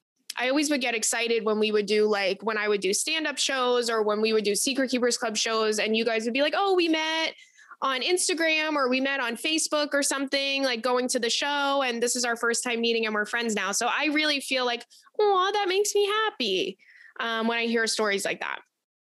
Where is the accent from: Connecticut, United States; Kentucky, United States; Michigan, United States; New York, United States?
Michigan, United States; Detroit; I'm from the Detroit area.